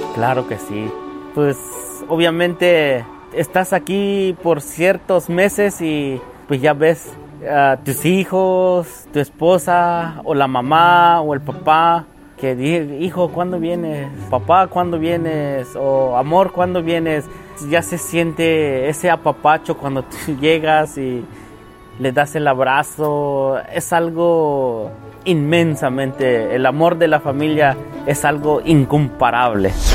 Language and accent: Spanish; San Cayetano, Chiapas, Mexico; moved away as an adult; now in United States; vengo de Chiapas, originariamente de San Cayetano.